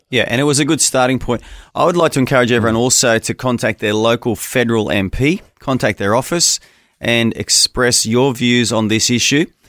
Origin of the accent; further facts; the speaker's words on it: Australia; As an Australian